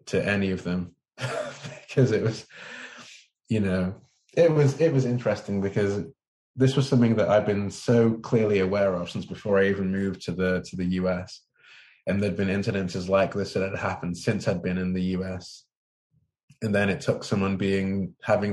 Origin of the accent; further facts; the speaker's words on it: Manchester, North West England, United Kingdom; moved away as an adult; now in California, United States; I grew up in Manchester in England.